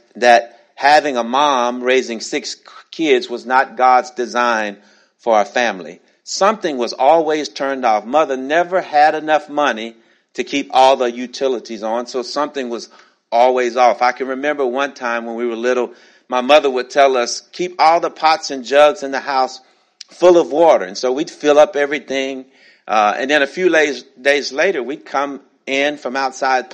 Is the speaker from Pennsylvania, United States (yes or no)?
no; Shreveport, Louisiana, United States; now in Atlanta, United States; When I was growing up in Shreveport, Louisiana